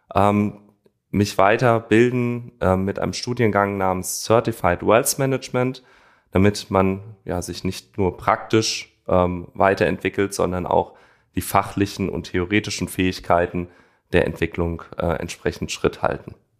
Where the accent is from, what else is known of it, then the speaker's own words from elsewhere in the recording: Frankfurt am Main, Hesse, Germany; also born or lived in East Westphalia; ich bin gebürtiger Frankfurter mit Wurzeln in der ostwestfälischen Region